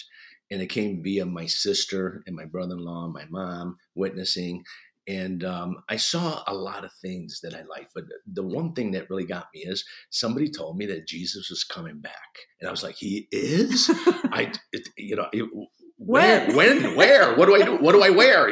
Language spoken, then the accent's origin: English; Sicily, Italy; moved away; I grew up in Italy. I moved here in 1972 with my family